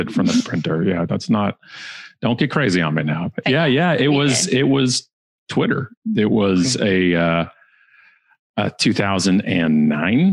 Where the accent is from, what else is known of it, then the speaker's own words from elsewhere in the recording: Burlington, Ontario, Canada; Burlington, which is a town beside us and actually my hometown, Burlington.